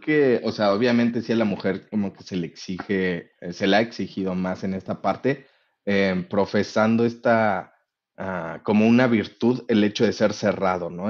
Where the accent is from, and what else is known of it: Mexico